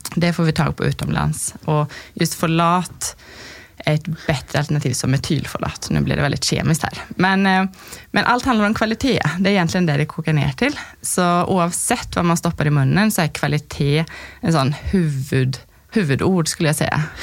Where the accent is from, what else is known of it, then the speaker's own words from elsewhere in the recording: Sweden; now in Lierskogen, Norway; jag är svensk som du kan höra.